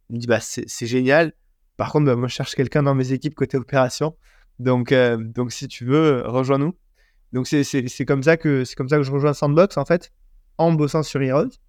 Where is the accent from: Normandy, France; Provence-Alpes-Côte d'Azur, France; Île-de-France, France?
Provence-Alpes-Côte d'Azur, France; Marseille; Moi, je suis Marseillais, j'achète un maillot de l'OM.